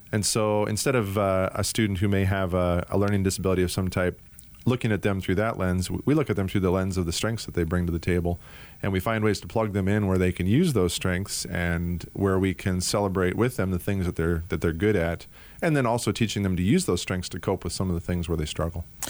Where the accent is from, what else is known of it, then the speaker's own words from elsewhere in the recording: Anchorage, Alaska, United States; also born or lived in Washington State / Minnesota / Atlanta, Georgia / Minneapolis; now in Arizona, United States; I was actually born and raised in Anchorage, Alaska.